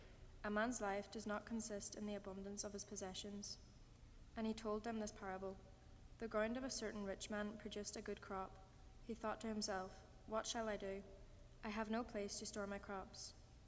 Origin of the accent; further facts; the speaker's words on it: County Tyrone, Northern Ireland, United Kingdom; I'm from County Tyrone in Northern Ireland.